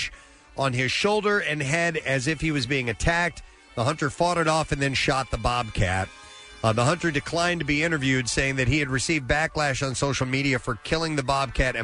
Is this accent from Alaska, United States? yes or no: no; Missouri, United States; I'm from Missouri